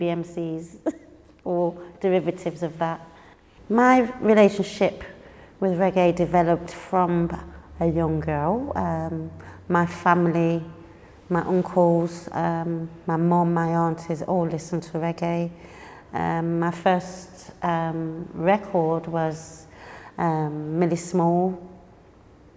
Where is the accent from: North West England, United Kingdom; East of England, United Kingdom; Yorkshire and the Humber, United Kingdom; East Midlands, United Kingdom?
East Midlands, United Kingdom; Leicester; moved away as an adult; now in London, United Kingdom; I'm originally from Leicester. I moved to London in 2003.